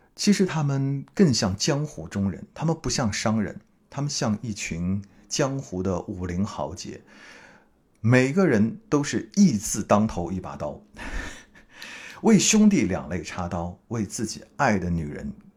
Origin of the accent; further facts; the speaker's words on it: Hangzhou, Zhejiang, China; 我我也是杭州人啊